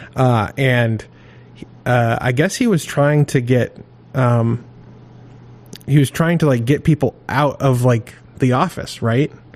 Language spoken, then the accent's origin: English; Maine, United States; I grew up in Maine